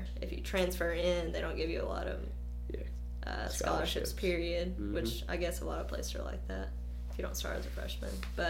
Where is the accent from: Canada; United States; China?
United States; Winfield, Alabama; also born or lived in Millport, United States; I'm kind of moved around a lot, but I'm originally from Winfield, Alabama, just an hour from here.